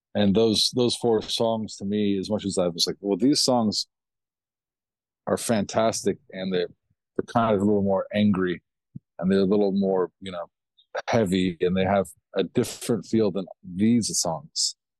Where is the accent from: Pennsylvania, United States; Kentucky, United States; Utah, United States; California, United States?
Kentucky, United States; where I was raised was a little town, Kentucky